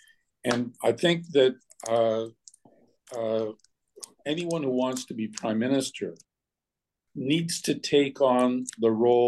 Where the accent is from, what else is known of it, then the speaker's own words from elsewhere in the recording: Canada; we can once again reassert that sense of being Canadian.